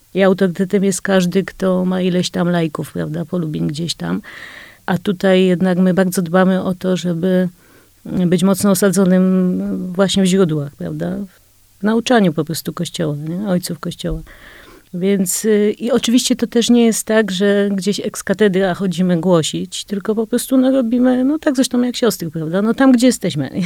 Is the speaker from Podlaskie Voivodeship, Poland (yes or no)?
no; Kraków, Lesser Poland, Poland; urodziłam się w Krakowie